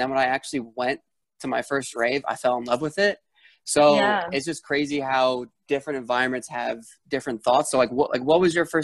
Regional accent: East Coast, United States; Because I'm from the East Coast

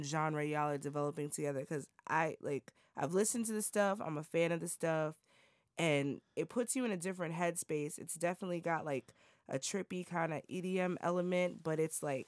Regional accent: New York, United States; I grew up in New York and, you know, little light skinned girl in New York

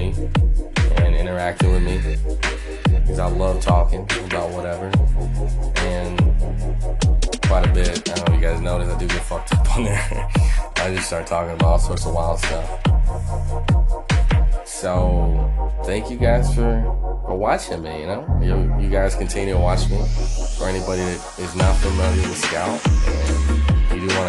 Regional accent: Texas, United States; I am from Texas. I am in Texas right now.

